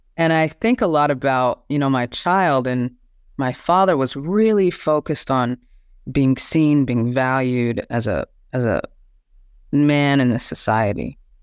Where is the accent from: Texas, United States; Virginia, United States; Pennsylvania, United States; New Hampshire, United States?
Texas, United States; I'm from the Southern United States and from uh, a, a town in Texas